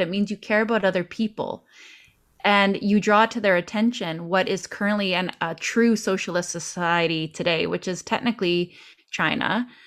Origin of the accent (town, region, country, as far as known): Canada